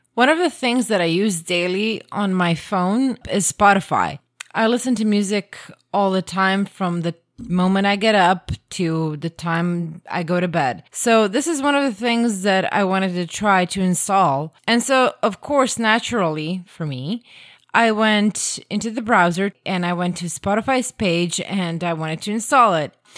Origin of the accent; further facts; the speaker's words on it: Croatia; first language Croatian; English is a second language; English isn't my native language. Croatian is.